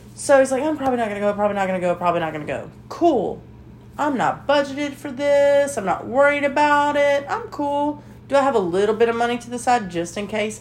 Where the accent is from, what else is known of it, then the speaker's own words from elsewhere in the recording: Alabama, United States; we're from Alabama